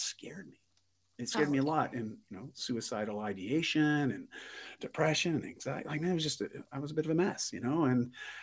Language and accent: English; just outside of Toronto, Ontario, Canada; I grew up just outside of Toronto, Ontario